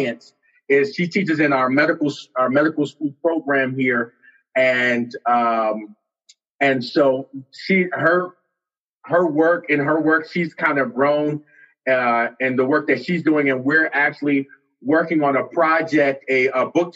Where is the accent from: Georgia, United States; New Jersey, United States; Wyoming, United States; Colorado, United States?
New Jersey, United States; Camden; also born or lived in Pine Forge, Pennsylvania / Oakwood, Alabama; now in Idaho, United States; I'm originally from Camden, New Jersey